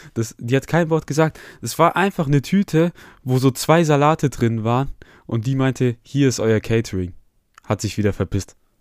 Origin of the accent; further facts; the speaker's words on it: Germany; wir sind aus Deutschland